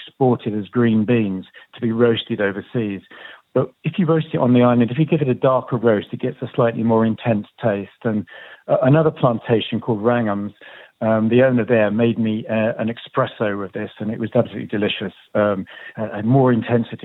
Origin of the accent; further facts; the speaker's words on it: Devon, South West England, United Kingdom; I'm from Devon, down in the southwest of England